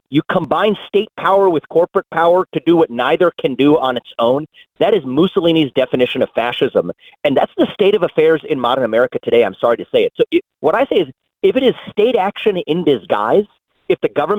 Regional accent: Ohio, United States; I was born and raised in Ohio. I'm talking to you from Ohio today.

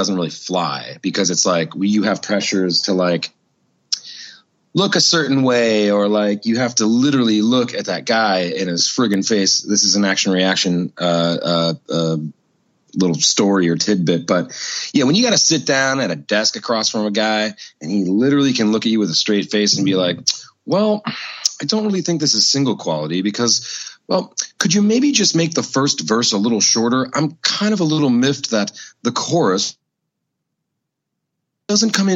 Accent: Minneapolis, Minnesota, United States; I was born and raised in Minneapolis

